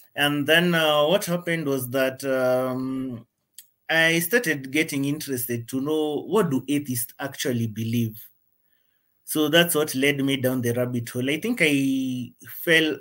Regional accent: Kenya; I'm from Kenya

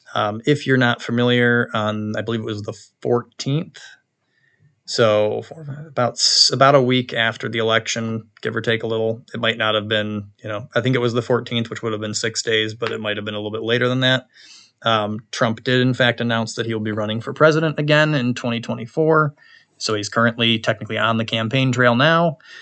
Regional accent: New York, United States; we also flipped four seats red in my home state

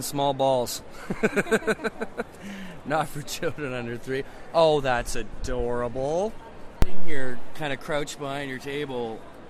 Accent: St. Catharines, Mississauga, Ontario, Canada; I had one when I was nine. We moved from St. Catharines to Mississauga

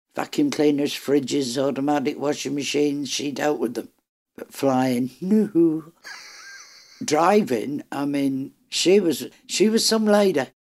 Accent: Ireland; am Irish

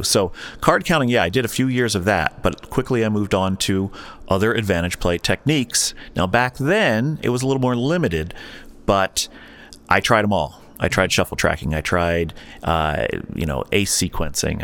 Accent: New Jersey, United States; I grew up in New Jersey

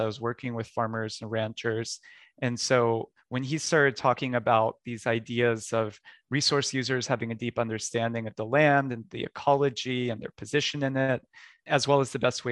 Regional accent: Texas, United States; I grew up in Texas, where I used to play outside year round.

